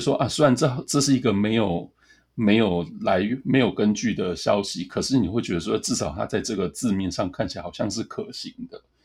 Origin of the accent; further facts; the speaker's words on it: Tainan, Taiwan; 我老家台南